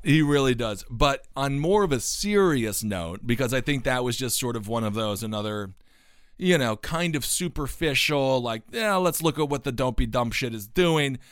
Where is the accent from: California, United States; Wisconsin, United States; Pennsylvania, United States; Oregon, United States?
Wisconsin, United States; Stevens Point; my hometown again of Stevens Point, Wisconsin